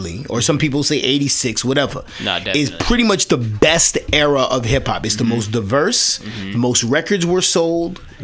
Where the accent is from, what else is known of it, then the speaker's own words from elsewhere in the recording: New York City, New York, United States; accent: New York; I'm from Washington Heights, Manhattan. So that's right above Harlem